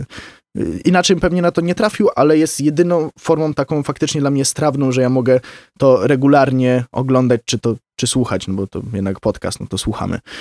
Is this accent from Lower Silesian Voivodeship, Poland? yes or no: yes; Wrocław, Lower Silesian Voivodeship, Poland; u nas w Wrocławiu